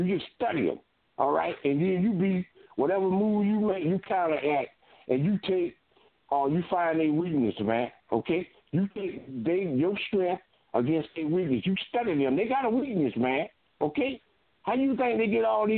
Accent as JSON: {"language": "English", "town": "Fort Lauderdale", "region": "Florida", "country": "United States", "said": "I'm from Fort Lauderdale"}